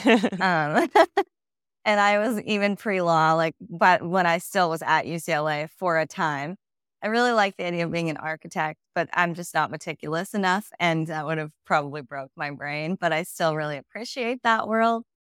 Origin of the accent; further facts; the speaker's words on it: Whittier, California, United States; I am from Whittier, California, which is a suburb of L A County, and yeah, grew up there